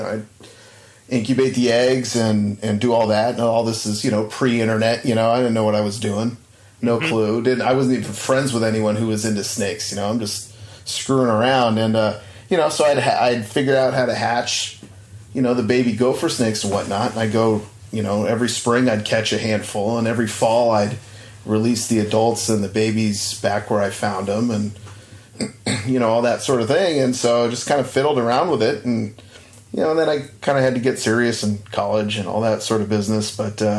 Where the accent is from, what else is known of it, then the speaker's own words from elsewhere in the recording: Southern California, United States; I grew up in Southern California